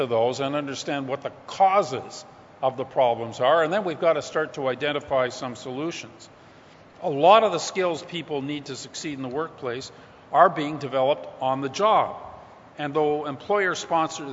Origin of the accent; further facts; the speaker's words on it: Canada; as a Canadian